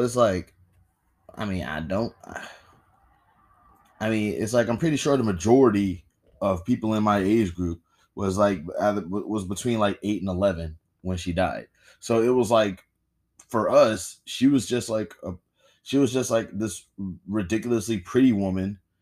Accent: United States; as an American

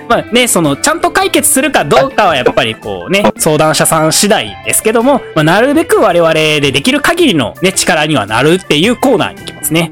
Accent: Awaji Island, Hyogo, Japan; moved away as an adult; also born or lived in Kyoto; 僕、淡路島出身なんですけど

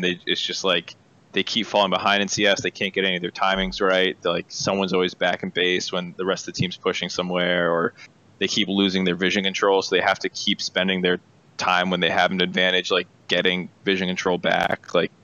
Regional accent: Massachusetts near Boston, United States; I grew up in Massachusetts near Boston

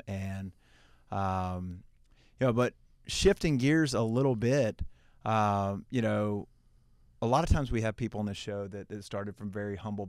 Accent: Heflin, Alabama, United States; and, you know, then obviously, you know, growing up in Heflin, which is also a small town

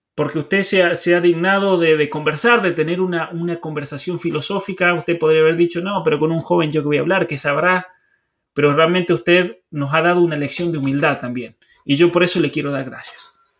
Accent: Argentina; yo me crié en medio del campo, en la Argentina

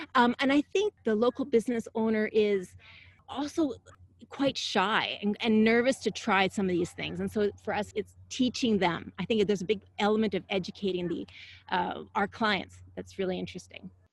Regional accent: Canada; now in San Diego, United States; I'm originally from Canada

